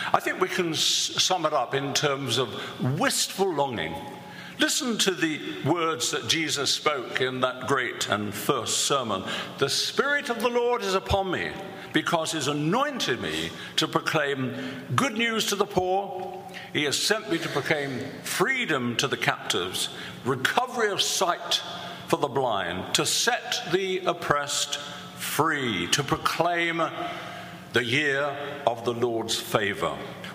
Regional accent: London, United Kingdom; moved away; also born or lived in Canterbury; where I was born in the East End of London.

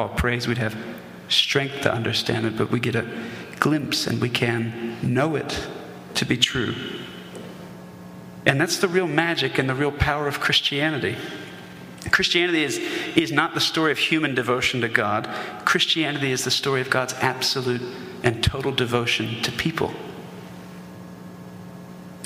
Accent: the South, United States; we're in the South, and I grew up in the South

